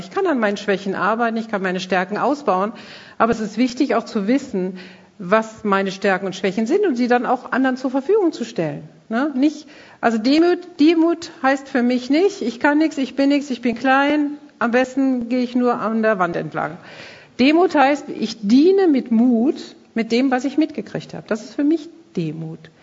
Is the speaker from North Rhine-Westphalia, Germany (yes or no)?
yes; Krefeld, North Rhine-Westphalia, Germany; bei uns in Krefeld